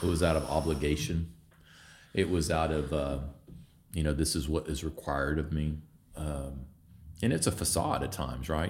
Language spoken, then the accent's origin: English; Vinita, Oklahoma, United States; also born or lived in Houston, Texas / Norman, Oklahoma; I grew up in Veneta, which is a small town in northeast, or northeastern Oklahoma